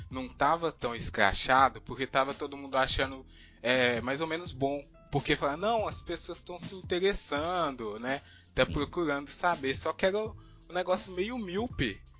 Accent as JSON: {"language": "Portuguese", "region": "Minas Gerais", "country": "Brazil", "said": "vou falar Fla-Flu porque a gente é de Minas"}